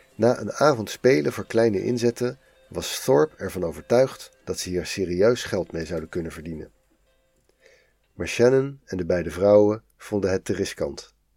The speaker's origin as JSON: {"language": "Dutch", "country": "Netherlands", "said": "als Nederlander"}